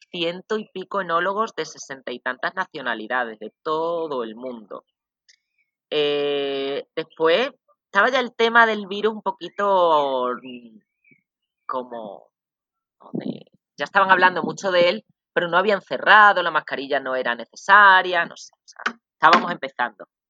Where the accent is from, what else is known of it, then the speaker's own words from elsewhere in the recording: Extremadura, Spain; moved away as an adult; also born or lived in Badajoz / Dijon, France / Calais, France; now in Costa Rica; de Extremadura, lo repito, para hacer un poco de publicidad de mi tierra.